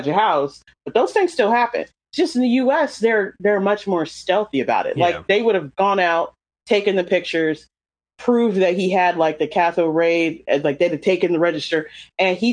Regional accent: North Carolina, United States; I'm from North Carolina.

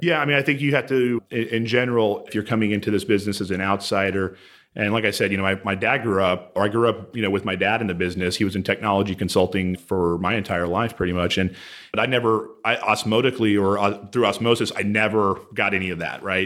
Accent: Houston, Texas, United States; I grew up here in Houston.

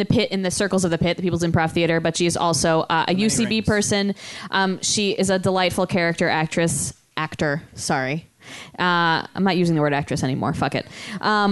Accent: Connecticut, United States; I grew up in Connecticut

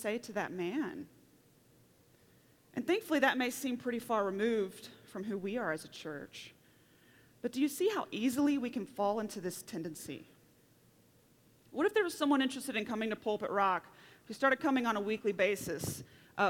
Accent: Oklahoma, United States; now in Colorado, United States; I come from Oklahoma, where the wind comes sweeping down the plains

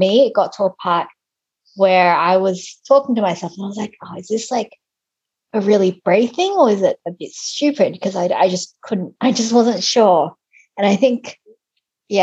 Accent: Australia; moved away; I grew up in Australia

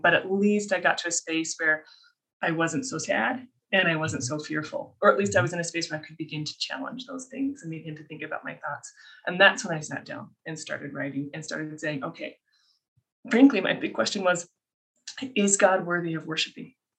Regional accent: Colorado, United States; moved away as an adult; also born or lived in Minnesota; now in Utah, United States; I was raised in Colorado and then I came out here for my undergrad

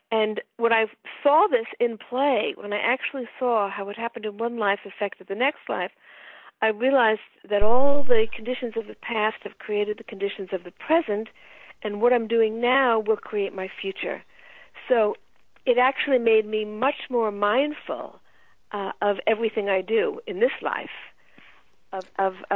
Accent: the American South, United States; born there; I understood why I was born in the American South

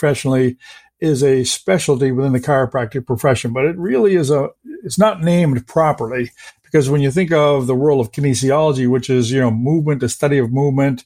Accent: Canada; English is a second language; I grew up in Canada

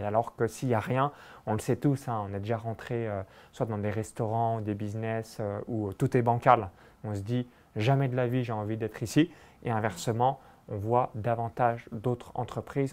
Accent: Saône-et-Loire, Bourgogne-Franche-Comté, France; moved away; J'ai grandi euh, dans un petit village de moins de 100 habitants à 20 km de Chalon-sur-Saône

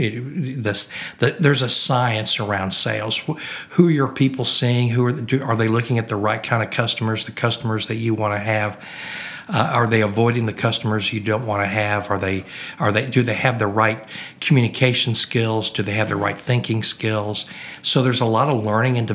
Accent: Oklahoma, United States; moved away as an adult; also born or lived in Louisiana; I grew up in Oklahoma.

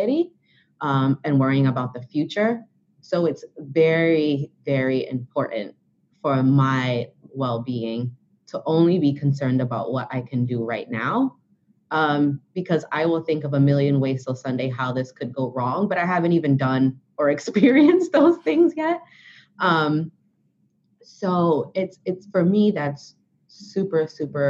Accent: New York City, New York, United States; I am from Brooklyn

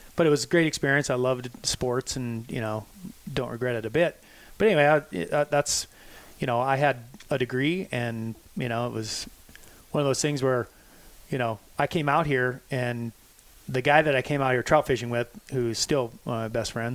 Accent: South Dakota, United States; moved away as an adult; now in Montana, United States; born and raised in South Dakota

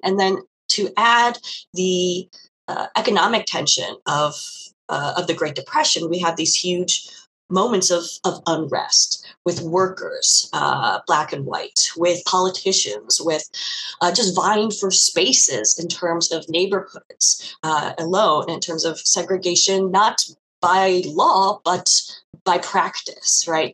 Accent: St. Louis, Missouri, United States; growing up in St. Louis, for a white girl in, in public schools and then private schools

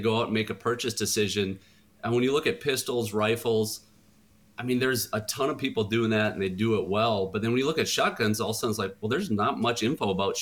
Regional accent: Long Prairie, Minnesota, United States; I grew up in Long Prairie, 24 miles

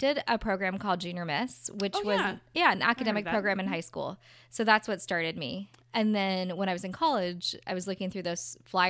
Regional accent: Orange County, California, United States; I'm from Orange County.

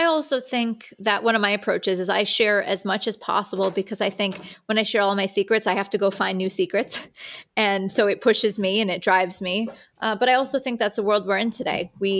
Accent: Owego, New York, United States; So I am from a small town in upstate New York called Owego, New York. It's kind of near Binghamton.

